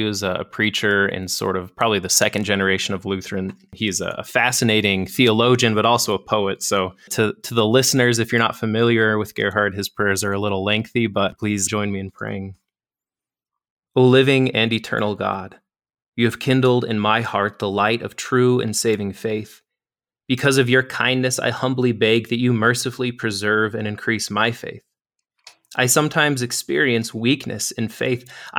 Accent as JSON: {"language": "English", "region": "Wyoming", "country": "United States", "said": "So I'm actually from Wyoming originally, so I'm back close to home here at the foot of the Bighorn Mountains."}